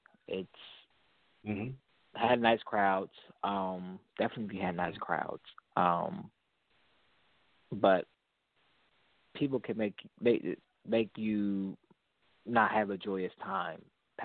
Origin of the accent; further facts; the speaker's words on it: Chester, Pennsylvania, United States; I'm born and raised in Church of God in Christ. Ezekiel Church of God in Christ here in Chester, Pennsylvania.